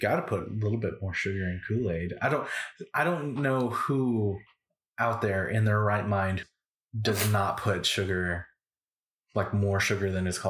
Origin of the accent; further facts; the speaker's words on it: San Antonio, Texas, United States; Now, I grew up in San Antonio, Texas. And so that is, and I come from a Hispanic family and all of that culture. That's the food that I grew up with, all of that.